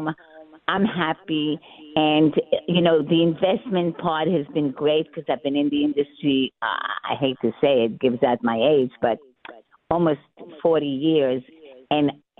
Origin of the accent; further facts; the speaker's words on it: New York City, New York, United States; I'm a girl from Brooklyn.